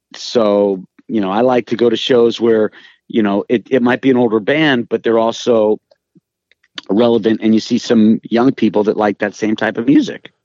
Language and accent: English; Los Angeles, California, United States; I'm from Hollywood.